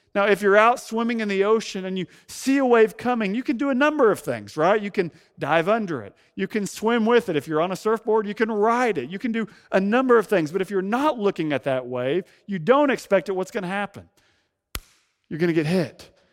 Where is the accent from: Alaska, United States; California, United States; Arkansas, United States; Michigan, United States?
Arkansas, United States; Fayetteville; moved away as an adult; also born or lived in San Francisco Bay Area; now in San Francisco, United States; for most of my life, before moving to the Bay Area, home was the Ozark Mountains of Northwest Arkansas